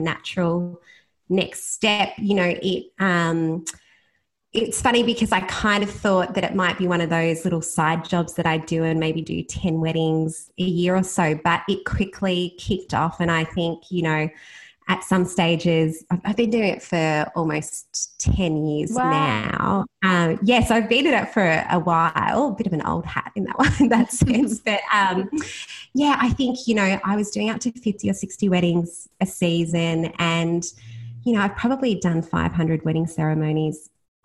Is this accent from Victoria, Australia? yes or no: yes; Bannockburn, Victoria, Australia; I grew up in Bannockburn, which is about 20 minutes away from Geelong, in a small country town